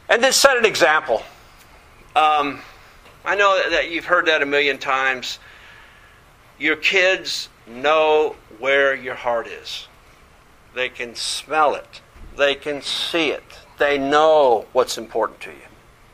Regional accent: England, United Kingdom; I grew up in England, and the teachers, I went to an Air Force school.

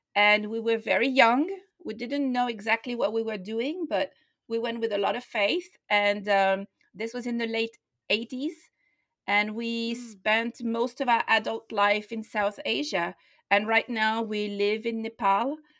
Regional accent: France; moved away as an adult; also born or lived in London; I was born in France. I grew up in France and I lived there until I was 21 years old

